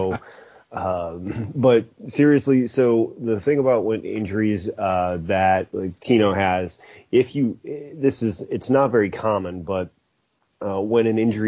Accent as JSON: {"language": "English", "town": "Chicago", "region": "Illinois", "country": "United States", "tie": "born or raised there", "moved": "as an adult", "said": "I'm born and raised in the Chicago area"}